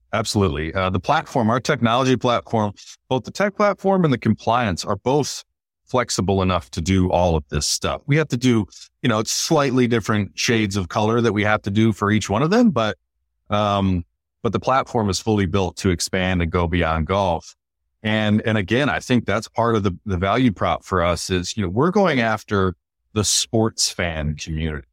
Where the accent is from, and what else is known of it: Michigan, United States; born or raised there; moved away; also born or lived in Baltimore